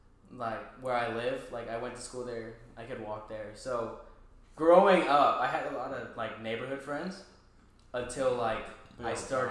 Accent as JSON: {"language": "English", "town": "Marshall", "region": "Texas", "country": "United States", "tie": "born or raised there", "said": "Marshall is pretty fucking small. And I lived here for 18 years in this godforsaken town."}